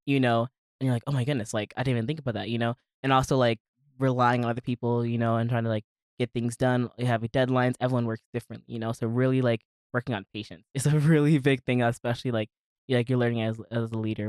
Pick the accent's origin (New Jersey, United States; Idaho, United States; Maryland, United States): Maryland, United States; moved away as an adult; I'm originally from Maryland. Okay. Lived there my entire life, was born and raised